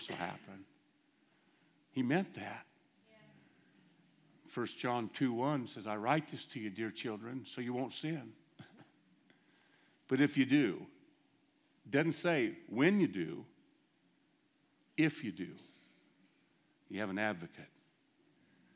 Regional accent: United States; I'm American

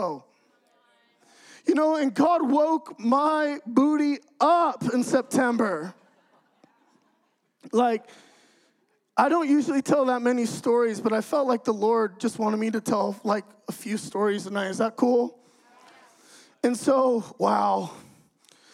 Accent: California, United States; moved away as an adult; now in Idaho, United States; I'm from California, okay? So I get moved to Idaho

